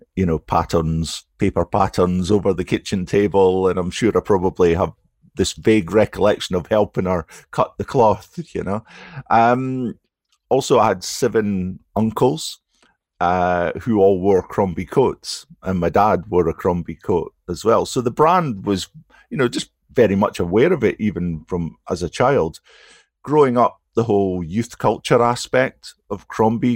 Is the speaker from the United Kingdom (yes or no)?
yes; Aberdeen, Scotland, United Kingdom; Aberdeen is my hometown